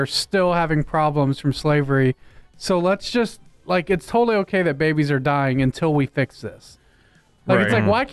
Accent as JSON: {"language": "English", "region": "the South", "country": "United States", "said": "we're from the South"}